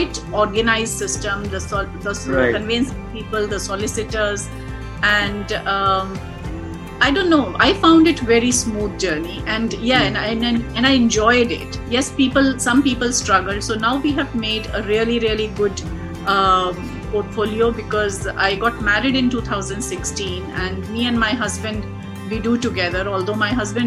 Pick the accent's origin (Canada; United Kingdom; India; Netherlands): India; moved away; I come from India